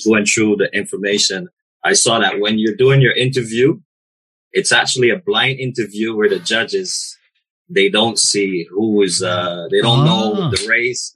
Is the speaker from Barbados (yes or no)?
yes; Barbados; But I'm Bajan.